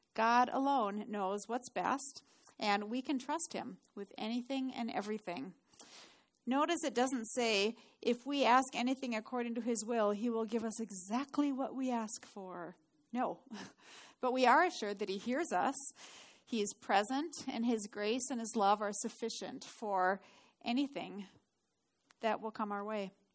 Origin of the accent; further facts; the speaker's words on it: Duluth, Minnesota, United States; moved away; I grew up in Duluth